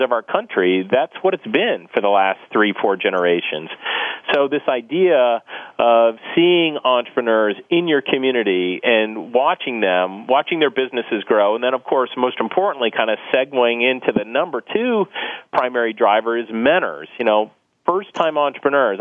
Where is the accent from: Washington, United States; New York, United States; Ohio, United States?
Ohio, United States; Akron; I'm from Northeast Ohio, which has been a large company and manufacturing driven economy for the for the majority of the last century. You know, if you grew up in a place like I, I grew up in Akron actually